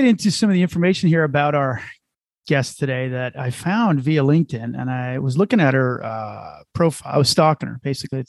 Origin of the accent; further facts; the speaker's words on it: New Jersey, United States; moved away; also born or lived in Chicago area; where I grew up in New Jersey